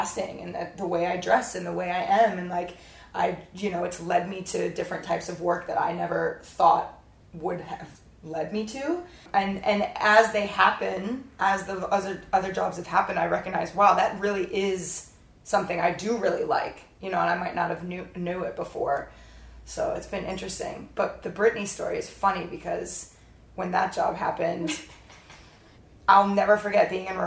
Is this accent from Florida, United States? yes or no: yes; Florida, United States; now in California, United States; I grew up in Florida, but I didn't grow up as a typical American family, and I didn't recognize that until I moved to California